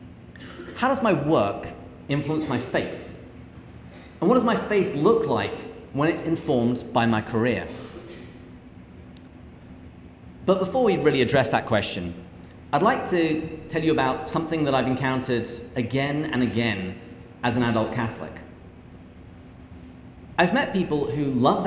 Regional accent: England, United Kingdom; moved away as an adult; now in United States; I grew up in England, where I had a fairly typical upbringing.

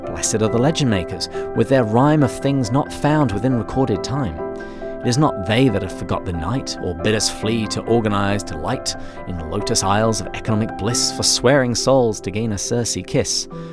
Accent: England, United Kingdom; accent: English; moved away as an adult; also born or lived in Washington, D.C. / Seattle / San Diego; now in United States; I was born and raised in England

